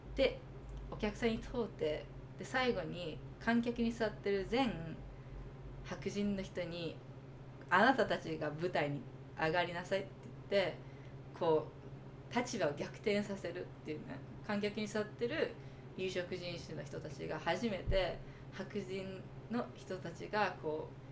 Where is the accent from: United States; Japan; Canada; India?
United States; 私もアメリカで育って